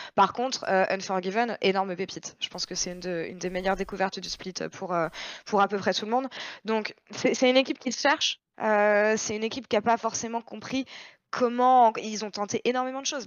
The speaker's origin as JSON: {"language": "French", "country": "France", "said": "en tant que Français"}